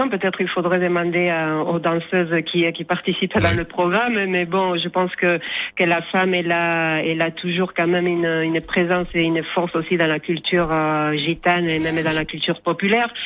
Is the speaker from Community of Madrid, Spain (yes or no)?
no; Asturias, Spain; moi, par exemple, je viens du nord de l'Espagne, des Asturies. Donc, pour moi, le flamenco, c'est c'est un peu loin de ma de ma mes racines, de ma culture du nord.